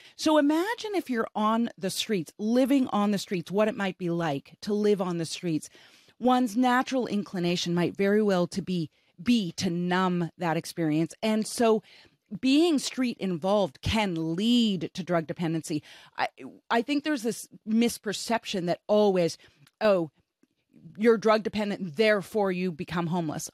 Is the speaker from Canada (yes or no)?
yes; Canada; I'm from Canada.